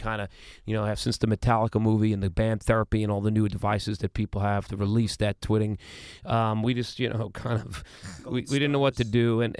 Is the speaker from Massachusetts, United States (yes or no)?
no; Queens, New York, United States; I mean, we came from Planet Queens.